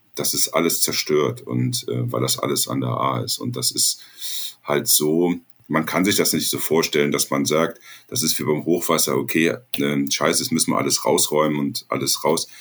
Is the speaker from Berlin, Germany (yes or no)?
no; Ahr Valley, Rhineland-Palatinate, Germany; ich komme aus dem Ahrtal. Das Ahrtal ist meine Heimat